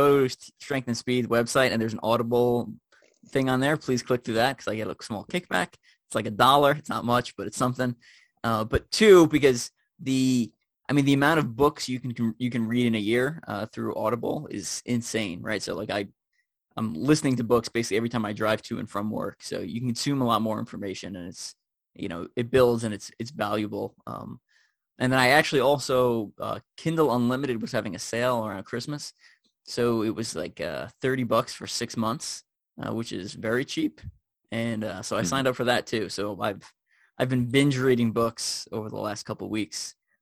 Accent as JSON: {"language": "English", "area": "Long Island", "region": "New York", "country": "United States", "tie": "born or raised there", "moved": "as an adult", "said": "I grew up in Long Island, New York."}